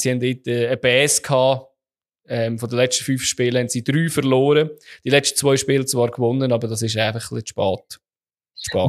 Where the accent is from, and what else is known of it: Switzerland